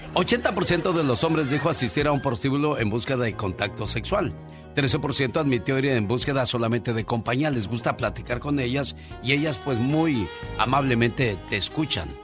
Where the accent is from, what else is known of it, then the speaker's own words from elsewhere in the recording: Mexico City, Mexico; moved away; Yo vengo de la Ciudad de México, caminé por la Merced, vi muchas cosas y dije, a lo que se expone uno estando chiquillo